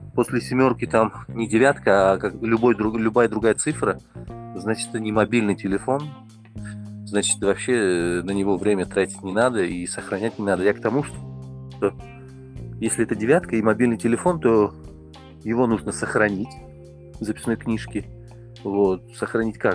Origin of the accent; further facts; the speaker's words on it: Tajikistan; я из Таджикистана